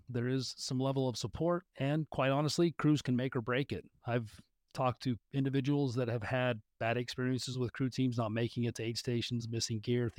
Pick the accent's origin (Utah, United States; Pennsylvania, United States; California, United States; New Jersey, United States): Utah, United States; I grew up in Northern Utah, born and raised.